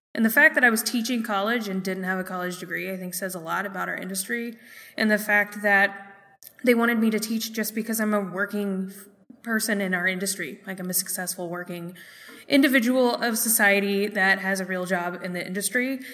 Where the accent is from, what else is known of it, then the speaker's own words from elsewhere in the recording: Minneapolis, Minnesota, United States; here in Minneapolis in my hometown